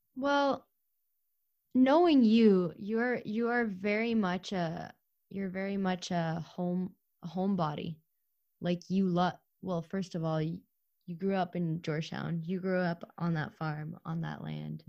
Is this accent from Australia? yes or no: no; Ukraine; moved away; I was born in Ukraine